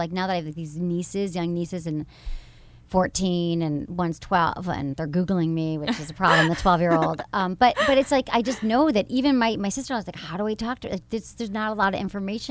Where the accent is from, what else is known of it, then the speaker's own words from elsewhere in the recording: Michigan, United States; moved away; I went from Michigan